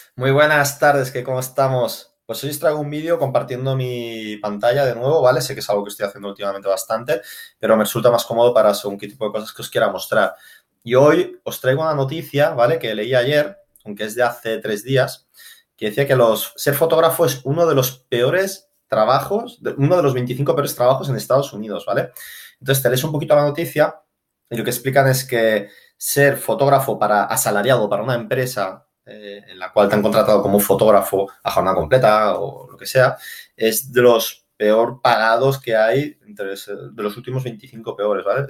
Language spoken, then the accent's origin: Spanish; Barcelona, Catalonia, Spain; en Barcelona, que es de donde yo soy